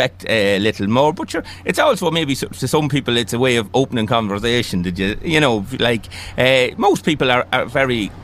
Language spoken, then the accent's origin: English; Nobber, County Meath, Ireland; whilst I come from Lobanstown, I'm a councillor for that whole area